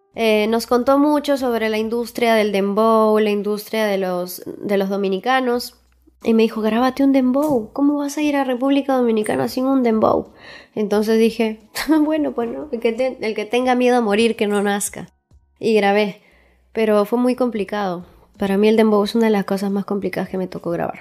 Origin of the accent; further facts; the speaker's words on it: Huaraz, Ancash, Peru; now in Lima, Peru; yo soy de Huaraz